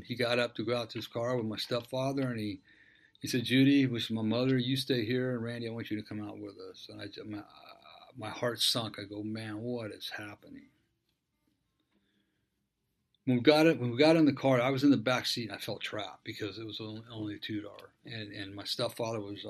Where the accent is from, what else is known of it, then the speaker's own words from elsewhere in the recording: Dana Point, California, United States; I grew up in Dana Point. Moved there when I was 12, right after my father died.